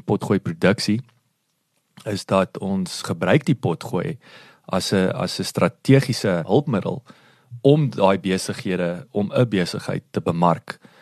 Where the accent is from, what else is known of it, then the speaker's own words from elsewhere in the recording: Kenhardt, Northern Cape, South Africa; ek is natuurlik in Kenhardt gebore